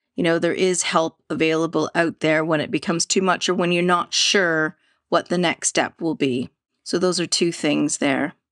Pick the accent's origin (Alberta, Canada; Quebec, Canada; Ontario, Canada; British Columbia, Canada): British Columbia, Canada; Vancouver; I grew up in Canada, Vancouver, Canada